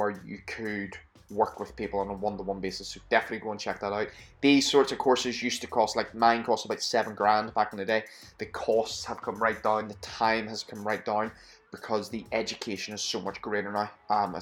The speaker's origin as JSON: {"language": "English", "town": "Belfast", "region": "Northern Ireland", "country": "United Kingdom", "moved": "yes", "lives_now": "Scotland, United Kingdom", "said": "I'm from Belfast, which is Northern Ireland."}